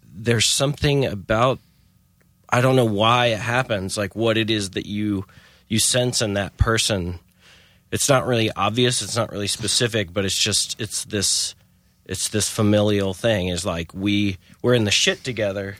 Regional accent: Chapel Hill, North Carolina, United States; I was a typical Chapel Hill kid

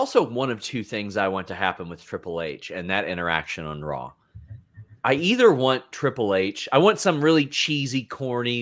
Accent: near Lexington, Kentucky, United States; moved away; you're from Kentucky, probably about Lexington, which I live an hour from there, and now I live here.

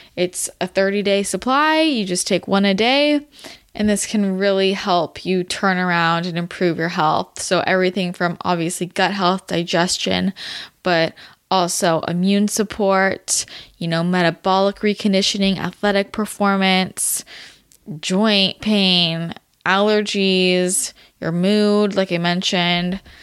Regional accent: Belmont, California, United States; moved away; I grew up in the Bay, if you didn't know that. San Mateo region, not San Mateo, Belmont, to be specific

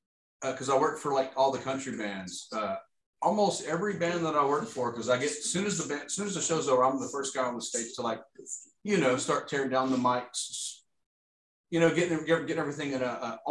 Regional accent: Louisiana, United States; moved away as an adult; now in Houston, United States

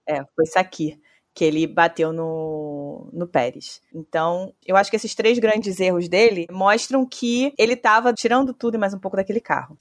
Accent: Brazil; como brasileira

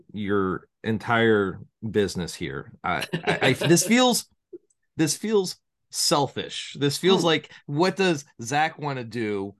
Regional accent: Chicago, Illinois, United States; my hometown, well, one of my hometowns, I'm all over, Chicago.

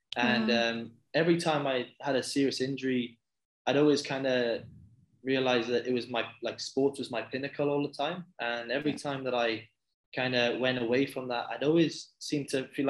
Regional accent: Bridgend, Wales, United Kingdom; moved away as an adult; now in Australia; So I'm originally from Wales. It's a little town in Wales called Bridgend in the UK.

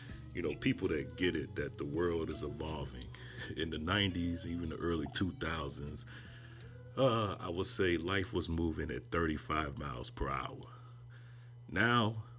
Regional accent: Chicago, Illinois, United States; I'm from Chicago

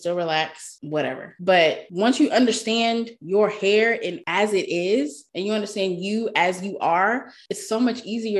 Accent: Texas, United States; I grew up in Texas. It's hot AF.

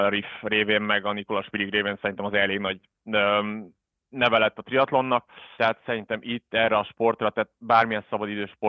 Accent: Budapest, Hungary; moved away as an adult; also born or lived in South Africa; now in Switzerland; Magyarországon tanultam, budapesti vagyok, gyerekkoromat Dél-Afrikába töltöttem, de alapvetően budapesti vagyok

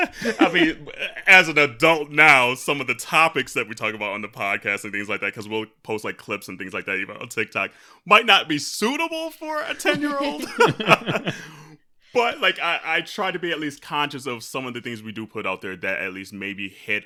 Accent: Michigan, United States; where growing up in Michigan, small town Michigan, we were like one of the lone Black families in my school district

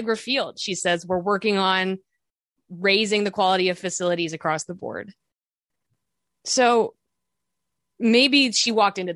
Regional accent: Chicago, Illinois, United States; we're from Chicago

